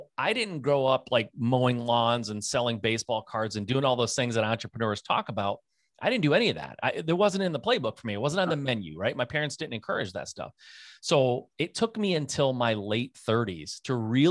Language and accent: English; Michigan, United States; I'm a Michigan born and raised kid.